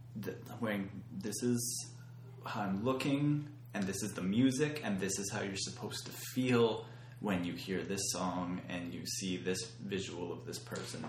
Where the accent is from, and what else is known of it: Canada